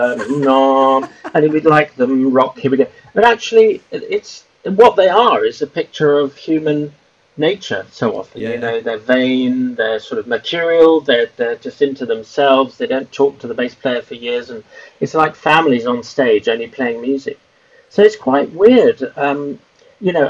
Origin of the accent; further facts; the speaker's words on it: Whitton, London, United Kingdom; I lived with my parents until I was about 17 or 18 at their house, which was 2 miles from Heathrow Airport